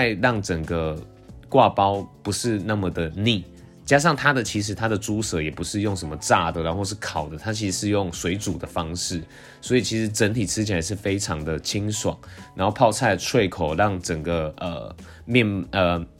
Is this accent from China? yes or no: no; Tainan, Taiwan; 其实因为我小时候是住在台南县，那因为最近近几年就是因为县市合并了，所以都统称为台南市。